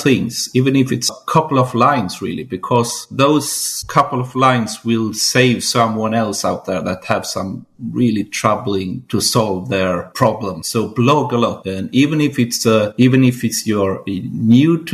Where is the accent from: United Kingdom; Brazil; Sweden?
Sweden; southern Sweden; I'm from Sweden, southern part of Sweden, really.